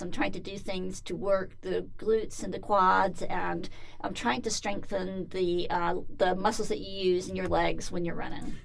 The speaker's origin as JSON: {"language": "English", "town": "Atlanta", "region": "Georgia", "country": "United States", "tie": "born or raised there", "said": "I grew up in Atlanta, Georgia, and it's hot and humid pretty much from March to November"}